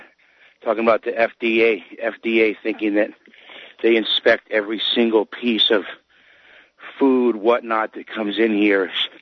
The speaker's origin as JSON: {"language": "English", "town": "Keene", "region": "New Hampshire", "country": "United States", "also_born_or_lived": "Central Florida", "moved": "yes", "lives_now": "South Florida, United States", "said": "I'm actually from Keene, New Hampshire originally."}